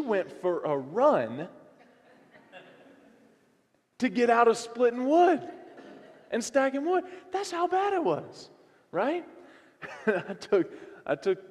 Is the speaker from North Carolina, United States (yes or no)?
yes; North Carolina, United States; moved away; I'm from North Carolina